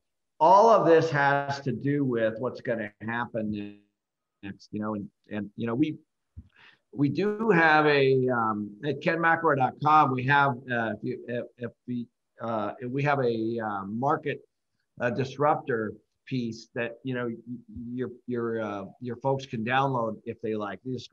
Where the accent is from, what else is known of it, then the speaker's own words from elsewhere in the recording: Seattle, Washington, United States; moved away; I started managing properties when I grew up in Seattle, and I was doing that in college